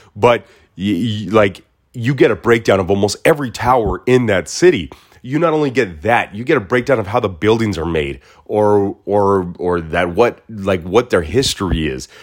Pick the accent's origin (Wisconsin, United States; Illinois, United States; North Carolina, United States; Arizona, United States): Arizona, United States; Mesa; now in Los Angeles, United States; I was born and raised in Mesa